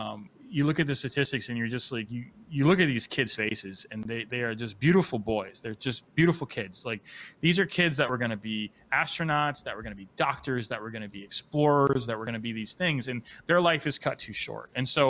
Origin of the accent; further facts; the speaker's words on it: Miami, Florida, United States; moved away as an adult; also born or lived in Hannibal, Missouri; now in Missouri, United States; I grew up in Florida. I was lived in Florida for 34 years in Miami, Florida.